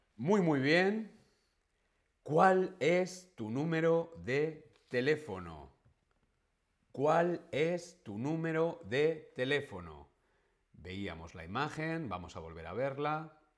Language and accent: Spanish; Madrid, Community of Madrid, Spain; now in Berlin, Germany; Yo soy español, de Madrid.